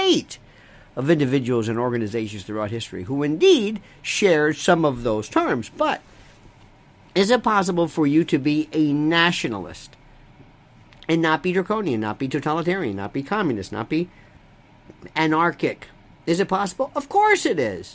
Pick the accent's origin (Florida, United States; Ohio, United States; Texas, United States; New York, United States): Florida, United States; growing up in Florida